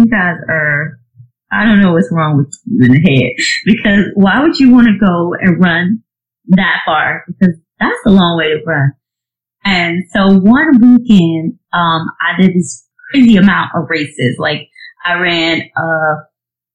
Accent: Georgia, United States; moved away as an adult; now in South Carolina, United States; I'm originally from Georgia, but now I live in South Carolina

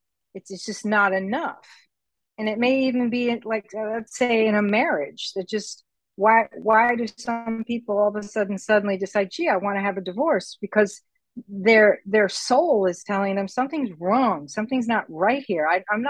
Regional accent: United States; now in Puerto Rico; I'm on an island, for example, that I'm a minority. I'm an American here on Puerto Rico. So I'm a minority. And when I came here, I didn't speak Spanish. I do now.

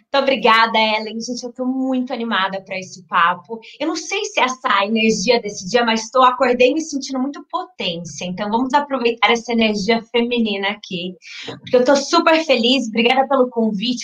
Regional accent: Minas Gerais, Brazil; now in São Paulo, Brazil; sou mineira por criação, paulista por vocação.

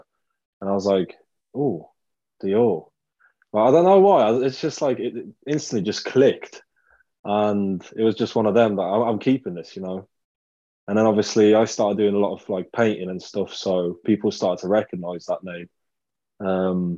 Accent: Poland; moved away; the place I grew up in Poland, it was like a kind of like a rough little town

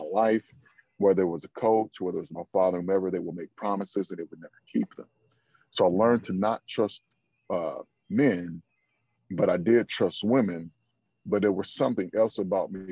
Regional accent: the South, United States; I'm from the South

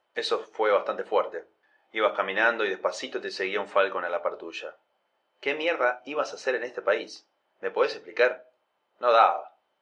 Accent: Nogoyá, Entre Ríos, Argentina; now in La Plata, Argentina; me quedaba en mi pueblo

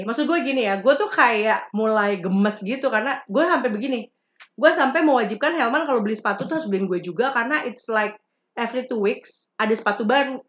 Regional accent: West Java, Indonesia; Gue orang Sunda ada di Sunda

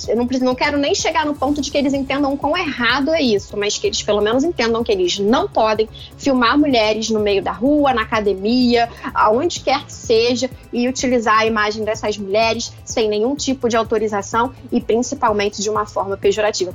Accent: Rio de Janeiro, Brazil; como carioca

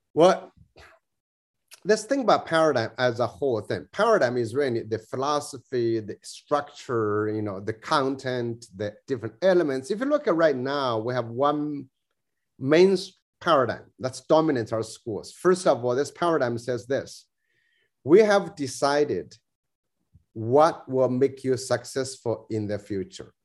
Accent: New South Wales, Australia; I'm Australian, you know, I'm uh, you know New, New South Wales kind of kind of person

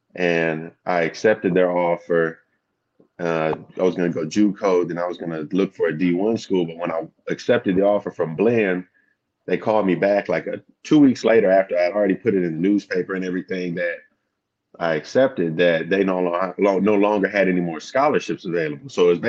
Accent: Texas, United States; also born or lived in Louisiana / California; And I come from Southeast Texas. I moved around a lot when I was younger. My pops was in the military, so I went from Louisiana, Texas, to California, back to Texas, to Louisiana again for a little while.

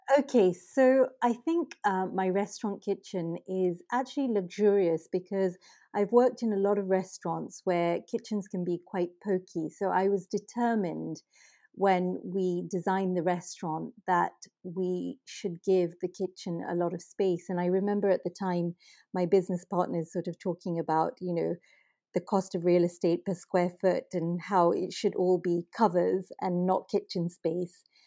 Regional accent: Kenya; now in United Kingdom; growing up in Kenya

